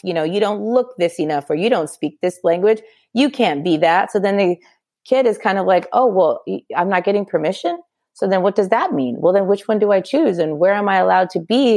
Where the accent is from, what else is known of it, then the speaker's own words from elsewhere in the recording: Southern California, United States; I born and raised in California, Southern California specifically